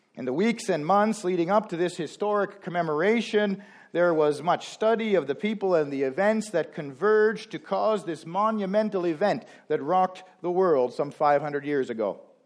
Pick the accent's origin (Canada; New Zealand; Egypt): Canada; now that we are Canadian